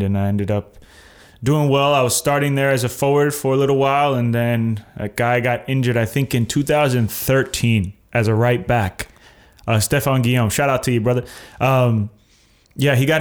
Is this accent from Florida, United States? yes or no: yes; Tampa, Florida, United States; I'm from Florida, 813 kid.